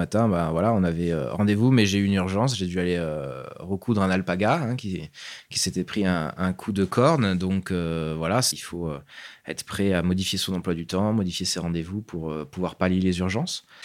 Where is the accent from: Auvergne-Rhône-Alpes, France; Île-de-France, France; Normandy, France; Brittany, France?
Auvergne-Rhône-Alpes, France; Grenoble; Je suis grenoblois à la base.